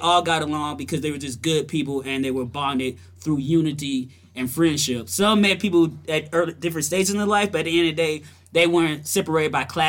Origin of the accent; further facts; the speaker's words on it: Kentucky, United States; I'm from Kentucky.